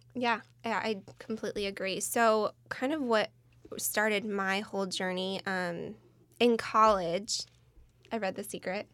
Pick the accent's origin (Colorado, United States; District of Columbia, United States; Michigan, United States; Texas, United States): Michigan, United States; born or raised there; moved away as an adult; now in California, United States